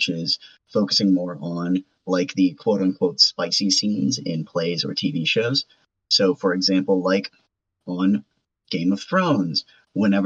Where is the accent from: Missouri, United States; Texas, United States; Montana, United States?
Missouri, United States; St. Louis; When I was just a lad in my hometown of good old St. Louis